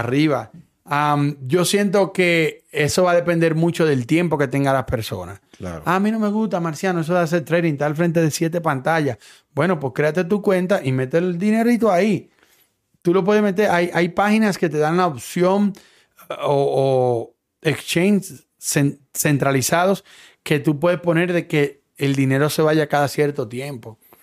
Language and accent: Spanish; Dominican Republic; moved away; yo soy dominicano